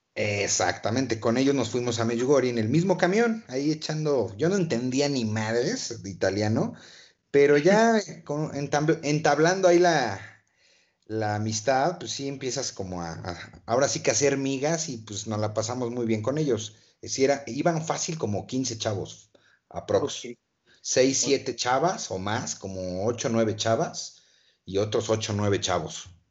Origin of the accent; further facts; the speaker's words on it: Toluca, State of Mexico, Mexico; soy de Toluca, una ciudad hermosa